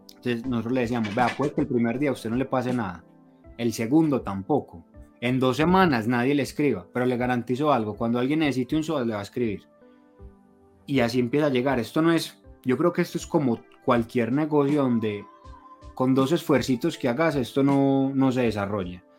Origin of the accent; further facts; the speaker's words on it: Colombia; nosotros como colombianos